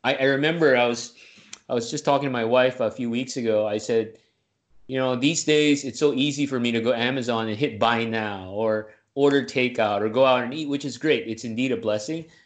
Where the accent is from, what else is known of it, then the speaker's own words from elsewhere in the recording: Manila, Metro Manila, Philippines; moved away as an adult; now in United States; I'm originally from the Deep South, uh, Manila, Philippines, Southeast Asia.